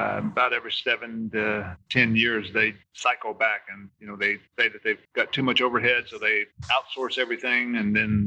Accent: Texas, United States; also born or lived in Florence, Alabama; I'm a Texan, and I left Texas, went to the University of North Alabama in Florence, Alabama

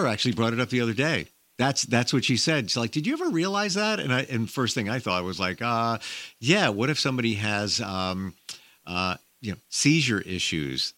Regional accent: New York area, United States; I'm from the New York area

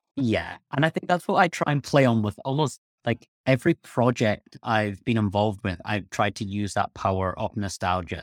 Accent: Scotland, United Kingdom; I'm from Scotland, where there is not a huge amount of sun.

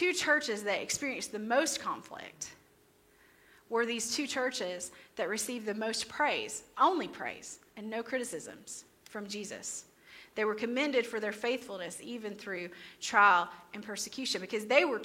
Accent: Crossville, Tennessee, United States; This is my hometown.

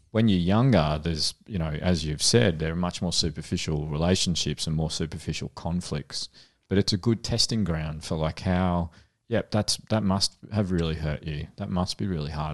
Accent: Frankston, Victoria, Australia; I grew up in Frankston

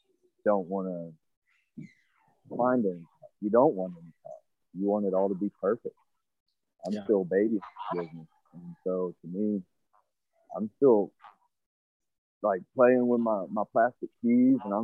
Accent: Georgia, United States; moved away; I was actually born in Georgia.

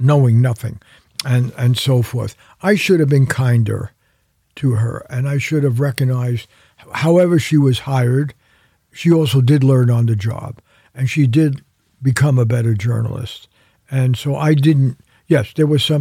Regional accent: New York, United States; now in California, United States; New York, my hometown

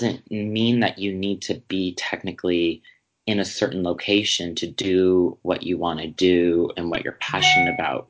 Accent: Wisconsin, United States; moved away as an adult; also born or lived in Chicago; I grew up in the Midwest

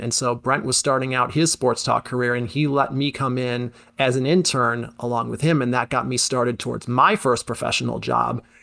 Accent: Syracuse, New York, United States; I'm from the Syracuse area originally, went to West Genesee, So I was aware of Z eighty-nine growing up

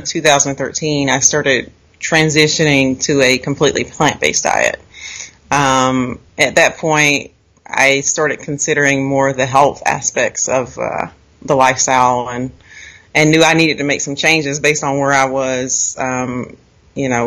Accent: Raleigh, North Carolina, United States; now in Virginia, United States; I grew up in North Carolina, near Raleigh, and I currently live in Virginia.

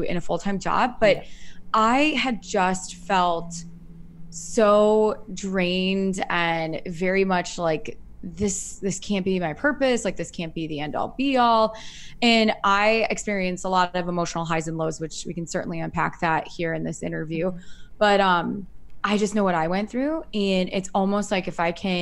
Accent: Iowa, United States; now in Chicago, United States; I'm originally from Iowa and I grew up there.

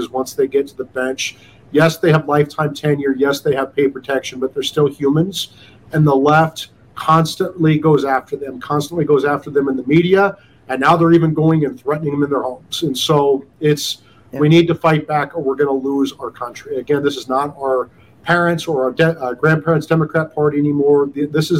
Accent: Iowa, United States; moved away; also born or lived in Denver; my home state senator from Iowa

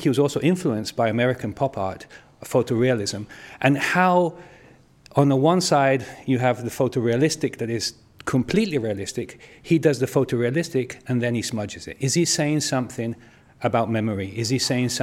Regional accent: Italy; moved away; growing up in Italy

